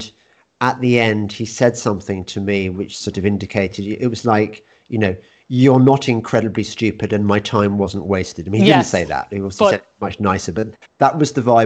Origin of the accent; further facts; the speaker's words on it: Midlands, United Kingdom; I used to say turquoise because I come from the Midlands, and we say turquoise.